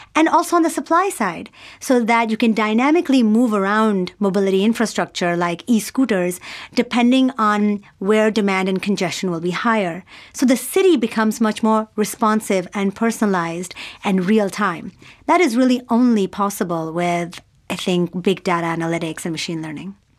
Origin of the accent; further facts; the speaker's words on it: Pakistan; also born or lived in United States / New York; now in Singapore; I grew up in Pakistan